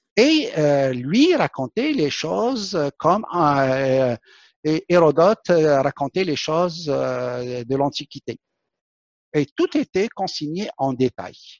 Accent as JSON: {"language": "French", "country": "Algeria", "tie": "born or raised there", "said": "mon pays natal, l'Algérie"}